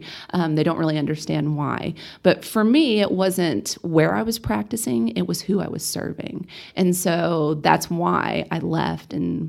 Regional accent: Amarillo, Texas, United States; You know, growing up in East Amarillo, there's definitely a underserved population over there. And so it was really important for me to get back over there.

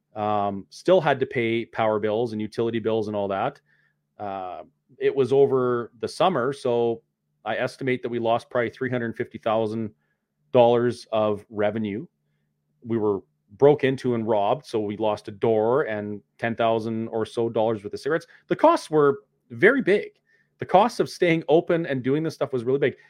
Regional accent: Canada; protesting as a Canadian citizen who has the right to protest and peacefully assemble

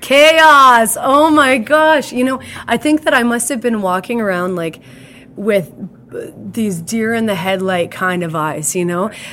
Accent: Hillmond, Saskatchewan, Canada; I grew up in Hillmond, well, which is a community about 35 kilometers northeast of here

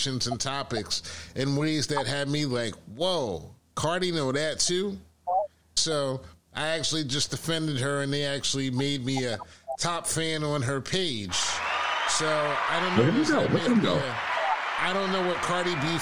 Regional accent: New York, United States; moved away as an adult; also born or lived in Washington, D.C.; I'm from New York

